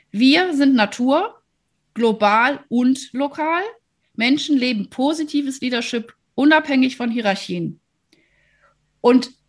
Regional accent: Rhineland, Germany; also ich, ich komme ja aus dem Rheinland äh, und also da durfte man weder im Rhein schwimmen noch in der Nordsee.

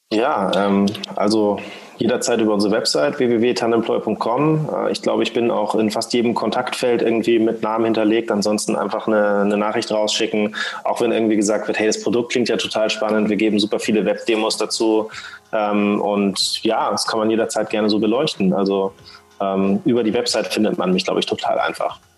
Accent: Schleswig-Holstein, Germany; ich komme eigentlich aus Schleswig-Holstein, bin aufgewachsen am Meer

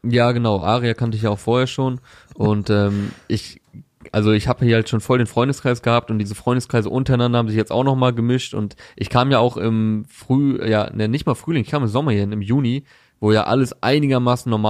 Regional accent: Berlin, Germany; Also ich als Berliner.

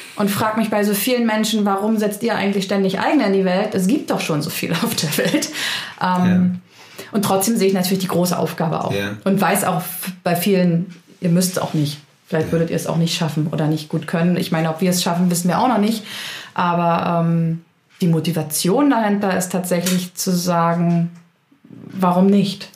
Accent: Berlin, Germany; now in Vorpommern, Germany; die Orte in Berlin angucke, wo ich gewohnt habe, dann denke ich also, oh ja, das ist hier meine halbe Kindheit

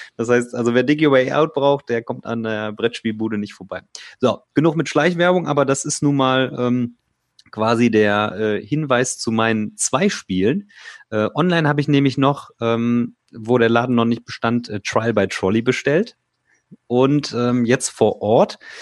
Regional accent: Remscheid, North Rhine-Westphalia, Germany; ich bin auch aus Remscheid

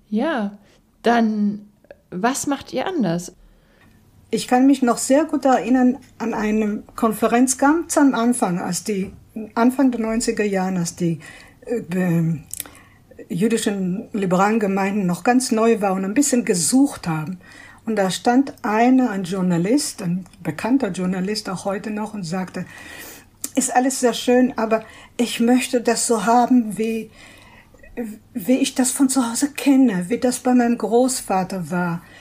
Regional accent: Israel; Denn ich bin gebürtige Israelin, zwar stammen meine Eltern aus äh, Stuttgart, aus Deutschland, aber ich bin in Israel aufgewachsen und ich weiß, wie das ist.

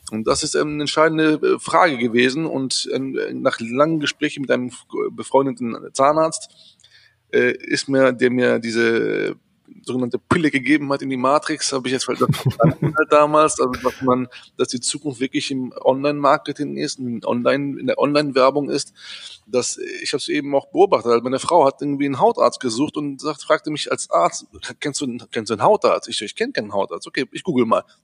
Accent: Düsseldorf, North Rhine-Westphalia, Germany; Äh, aber ich bin in Düsseldorf, mehr Düsseldorfer als Grieche, fast muss ich fast sagen. Weil ich, bin ja hier aufgewachsen, groß geworden.

